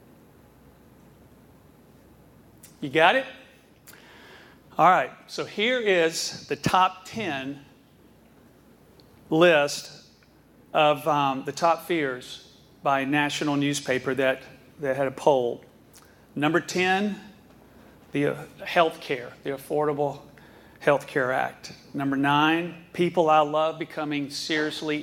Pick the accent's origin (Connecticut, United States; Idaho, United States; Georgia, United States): Georgia, United States; Atlanta; I was born and raised in Atlanta, Georgia